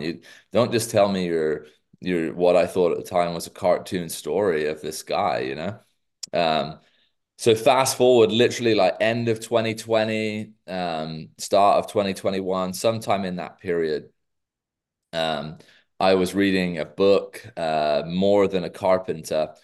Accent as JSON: {"language": "English", "region": "England", "country": "United Kingdom", "moved": "as an adult", "lives_now": "United States", "said": "as a Brit"}